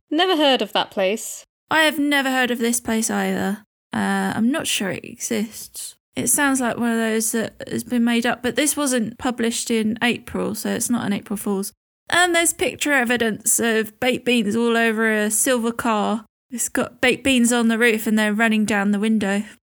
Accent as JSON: {"language": "English", "country": "United Kingdom", "said": "We're so British, aren't we?"}